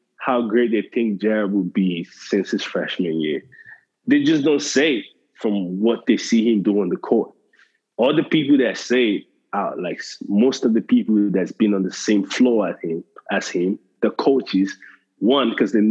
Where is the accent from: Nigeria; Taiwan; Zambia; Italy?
Nigeria; I'm Nigerian.